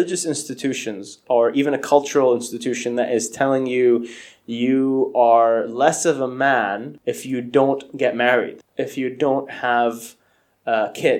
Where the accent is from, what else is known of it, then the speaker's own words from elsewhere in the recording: Saudi Arabia; I grew up in Saudi